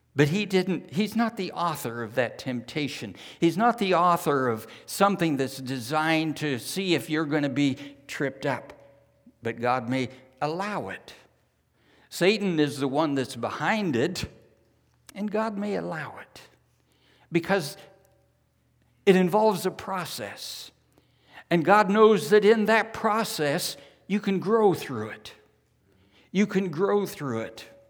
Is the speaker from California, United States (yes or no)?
yes; California, United States; moved away as an adult; also born or lived in New Zealand; Jan and I were raised in California